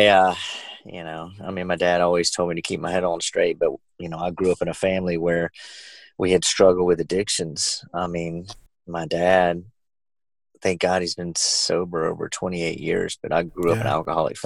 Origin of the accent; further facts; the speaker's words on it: Georgia, United States; I'm a pretty musical family growing up in Georgia